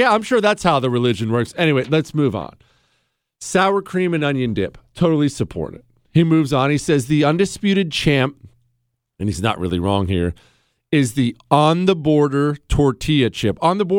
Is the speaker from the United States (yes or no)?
yes; Ohio, United States; To be fair, I'm also from Ohio, and we order ranch with a straw.